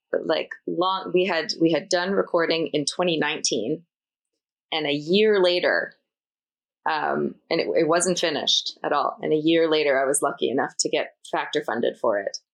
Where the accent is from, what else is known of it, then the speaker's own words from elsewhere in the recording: East Coast, Atlantic Canada, Canada; I grew up on the East Coast and grew up watching the ECMAs